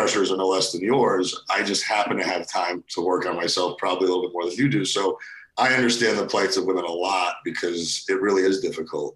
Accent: Cheshire, Connecticut, United States; also born or lived in Russia / New York City / New Haven, Connecticut; We settled in Cheshire, Connecticut, where I spent most of my young life

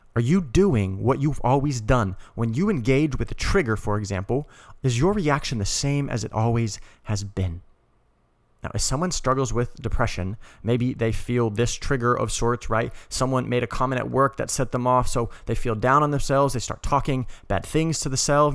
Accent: Colorado, United States; moved away; I'm originally from Colorado

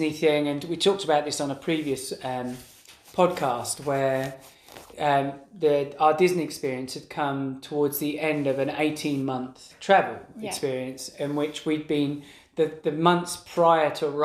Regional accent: England, United Kingdom; we're obviously from England

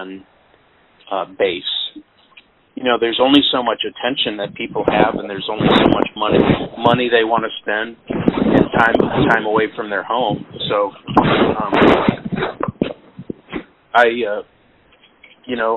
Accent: Peoria, Illinois, United States; moved away as an adult; now in St. Louis, United States; I was born in Peoria, Illinois, which is kind of halfway between here and Chicago

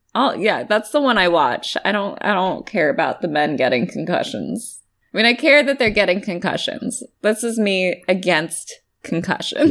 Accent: California, United States; I'm from California.

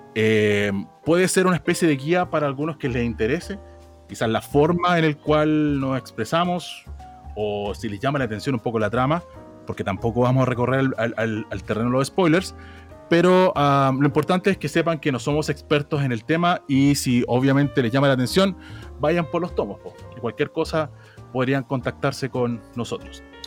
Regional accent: Santiago, Santiago Metropolitan Region, Chile; Soy de Santiago

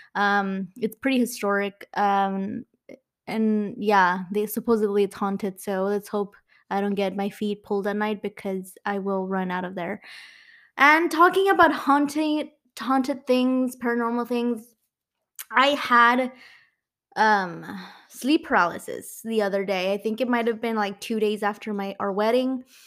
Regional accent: Mexico; accent: Mexican; my Mexican accent

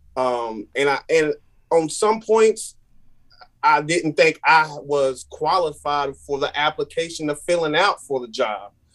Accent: Randleman, North Carolina, United States; I'm from Random in North Carolina. Um, small city, big heart.

